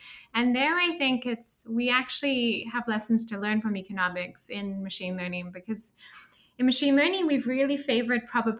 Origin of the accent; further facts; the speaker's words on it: Mozambique; also born or lived in Swaziland / Lesotho / Kenya / Liberia; So I think partly because I grew up in Africa, my parents met in Sudan. So I grew up in Mozambique, Swaziland, Lesotho, Kenya, Liberia, they kept moving.